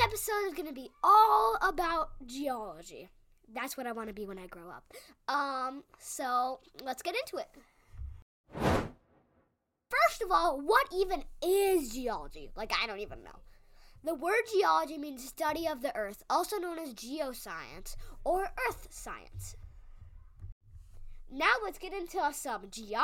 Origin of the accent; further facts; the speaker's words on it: Minnesota, United States; my home state, Minnesota